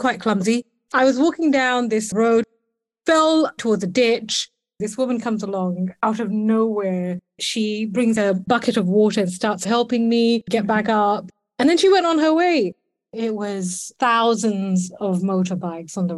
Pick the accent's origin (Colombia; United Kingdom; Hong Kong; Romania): United Kingdom; London; I'm a Londoner through and through.